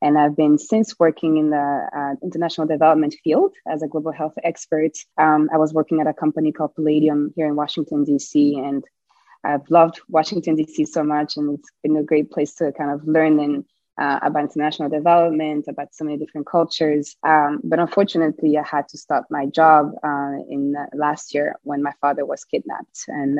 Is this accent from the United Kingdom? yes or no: no; Rwanda; born there; also born or lived in Europe / United States; Yeah, so I was born in Rwanda in 1992, and I've had the privilege to live on the African continent, in Europe, and in America.